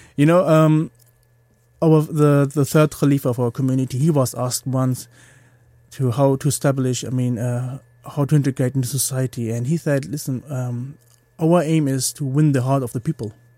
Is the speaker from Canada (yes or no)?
no; Germany; moved away as an adult; now in Liverpool, United Kingdom; I grew up in Germany. I was born there.